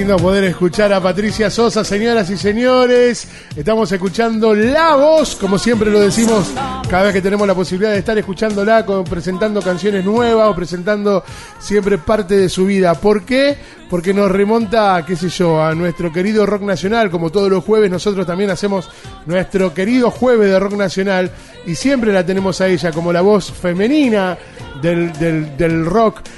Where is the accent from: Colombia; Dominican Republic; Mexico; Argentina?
Argentina; San Nicolás de los Arroyos, Buenos Aires Province; yo soy de San Nicolás